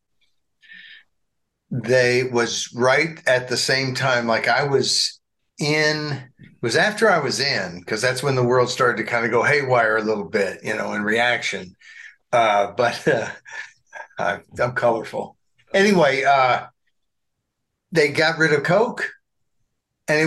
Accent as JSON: {"language": "English", "region": "Arkansas", "country": "United States", "tie": "born or raised there", "said": "growing up in Arkansas"}